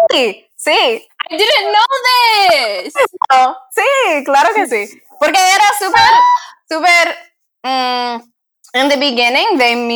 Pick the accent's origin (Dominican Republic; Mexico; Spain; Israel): Dominican Republic; now in United States; Yo no puedo decir nada en la RD porque ya no soy dominicana